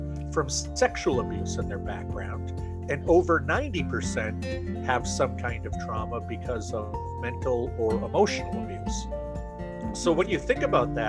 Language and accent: English; United States; also born or lived in Maine; I am from the United States of America. I live in a state called Maine